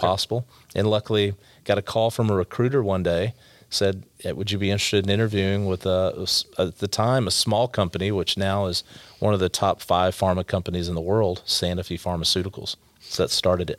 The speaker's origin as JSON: {"language": "English", "town": "Allen", "region": "Texas", "country": "United States", "tie": "born or raised there", "also_born_or_lived": "Garland, Texas", "said": "I grew up in Allen, Texas when it was a little smaller"}